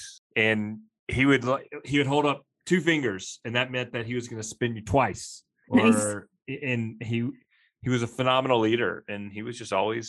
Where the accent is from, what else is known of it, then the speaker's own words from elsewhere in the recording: Mississippi, United States; now in Jackson, United States; I grew up in Mississippi